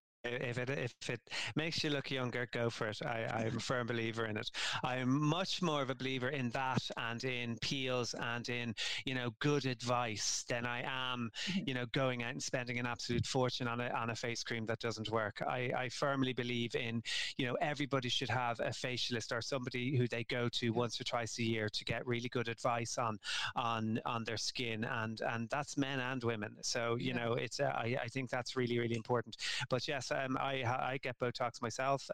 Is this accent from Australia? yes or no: no; Ireland; we're Irish